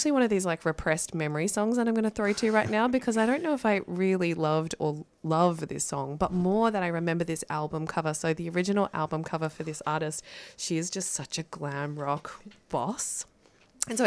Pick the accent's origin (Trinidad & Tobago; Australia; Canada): Australia; I identify as Filipino-Australian